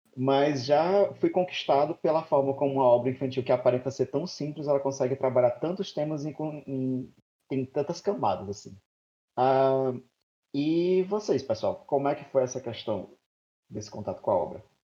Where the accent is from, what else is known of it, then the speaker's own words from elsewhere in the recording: Maranhão, Brazil; eu tenho 36 anos, sou do Maranhão